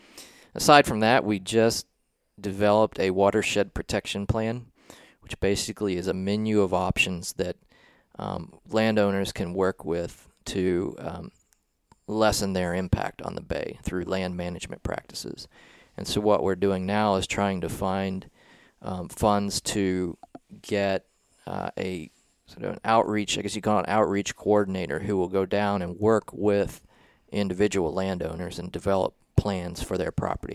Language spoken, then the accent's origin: English; southeastern Ohio, United States; moved away as an adult; also born or lived in South Carolina; I grew yeah. up in a small town in southeastern Ohio